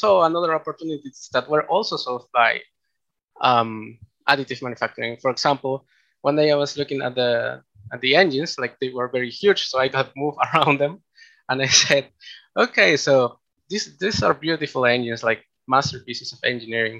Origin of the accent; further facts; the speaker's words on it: Peru; also born or lived in Japan; I am from Peru. I studied an undergraduate on mechanical engineering here in Peru at the PUCP.